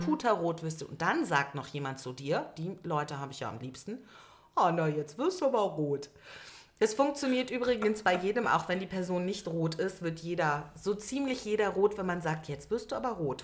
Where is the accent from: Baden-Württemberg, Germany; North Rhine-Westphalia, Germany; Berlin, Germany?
Berlin, Germany; Ich bin gebürtige Berlinerin